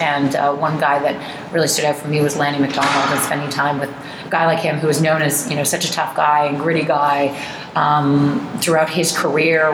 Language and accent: English; Oakville, Ontario, Canada; also born or lived in New Jersey, United States; I was just born there, down there, and I grew up in Oakville